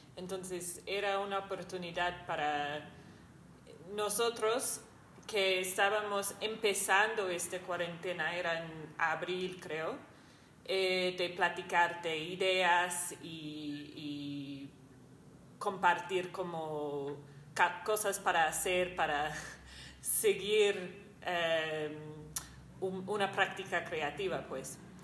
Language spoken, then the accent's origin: Spanish; New Zealand; moved away as an adult; soy de Nueva Zelanda he vivido acá como dos años y media